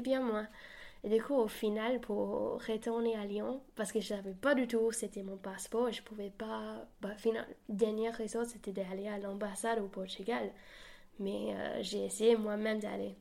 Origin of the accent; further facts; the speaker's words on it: New Zealand; French is a second language; moved away as an adult; also born or lived in New Caledonia; now in France; je viens de Nouvelle-Zélande, j'ai un petit accent